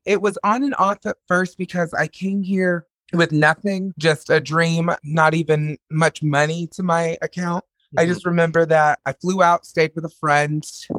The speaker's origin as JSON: {"language": "English", "town": "Fayetteville", "region": "Arkansas", "country": "United States", "moved": "yes", "lives_now": "Los Angeles, United States", "said": "I'm originally from Fayetteville, Arkansas."}